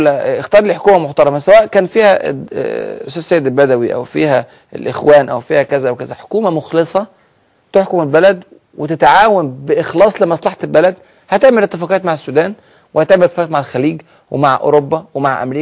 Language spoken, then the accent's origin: Arabic; Egypt; فهم كانوا فرحانين جدا جدا لاحداث الثوره اللي حصلت عندنا في مصر